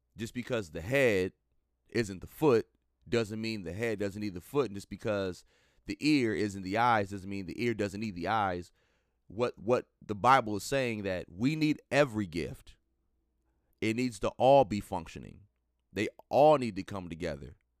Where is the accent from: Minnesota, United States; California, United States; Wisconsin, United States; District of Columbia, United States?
Minnesota, United States; coming to you live and direct from the great state of Minnesota, my home state